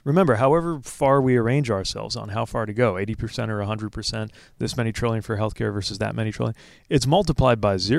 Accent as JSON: {"language": "English", "region": "Indiana", "country": "United States", "tie": "born or raised there", "said": "When I was growing up in Indiana, in my part of Indiana, we didn't have daylight savings time."}